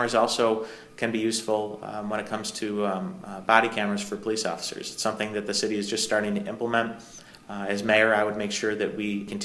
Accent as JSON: {"language": "English", "town": "Syracuse", "region": "New York", "country": "United States", "tie": "born or raised there", "said": "It's my hometown."}